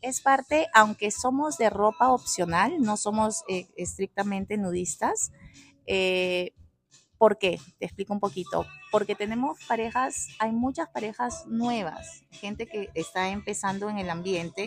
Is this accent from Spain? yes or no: no; Peru; now in Costa Rica; Yo soy peruana. Mi mamá es española, mi papá peruano.